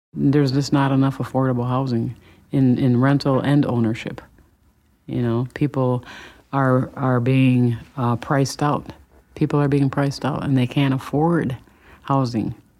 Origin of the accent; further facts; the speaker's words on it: Saint Paul, Minnesota, United States; I am a native East Sider, Eastside Pride